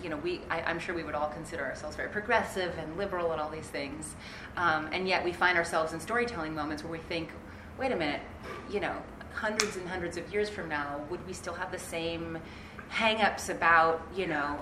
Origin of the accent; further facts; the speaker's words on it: United States; as an American